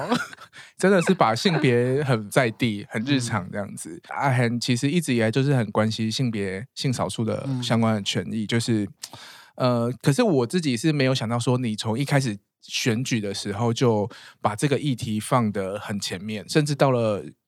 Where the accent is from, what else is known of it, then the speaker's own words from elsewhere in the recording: Minxiong, Chiayi County, Taiwan; 我在民雄，所以离你很近